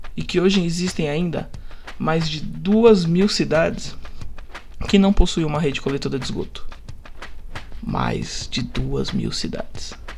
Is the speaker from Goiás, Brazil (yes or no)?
no; São Paulo, Brazil; Estudei a minha vida toda numa das escolas mais caras da zona leste de São Paulo